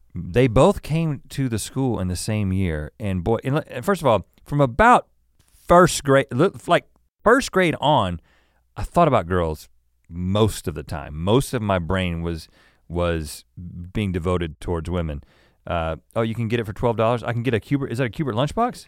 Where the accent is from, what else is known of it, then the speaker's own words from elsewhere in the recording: North Carolina, United States; also born or lived in Thousand Oaks, California; I lived in California for three years, uh, down the road in Thousand Oaks before moving to North Carolina in first grade